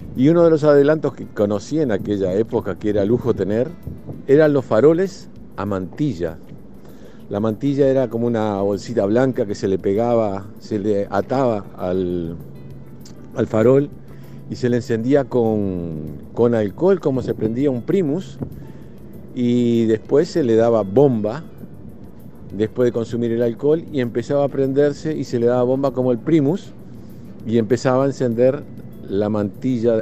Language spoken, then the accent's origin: Spanish; Montevideo, Uruguay; now in New Jersey, United States; yo soy de Montevideo